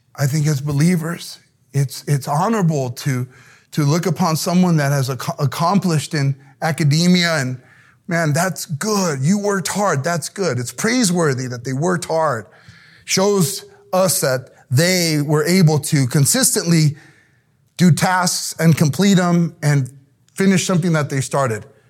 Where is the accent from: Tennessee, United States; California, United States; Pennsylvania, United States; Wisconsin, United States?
California, United States; South El Monte; Growing up in El-, South El Monte, which is a hard neighborhood to grow up